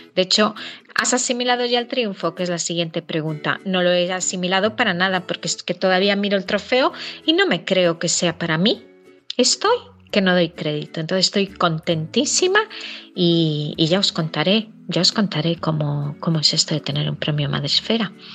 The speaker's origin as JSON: {"language": "Spanish", "region": "Galicia", "country": "Spain", "said": "mi comunidad Galicia"}